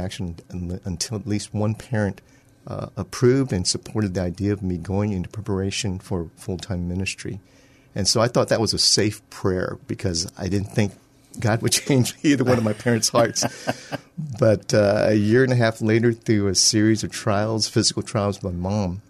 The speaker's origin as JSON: {"language": "English", "town": "San Antonio", "region": "Texas", "country": "United States", "tie": "born or raised there", "said": "I'm actually a native of San Antonio. So I was born and raised here"}